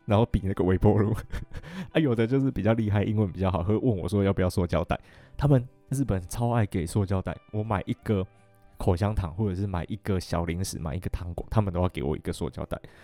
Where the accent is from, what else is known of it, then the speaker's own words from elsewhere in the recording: Taiwan; “你们从台湾来的吗？”我就说：“对。”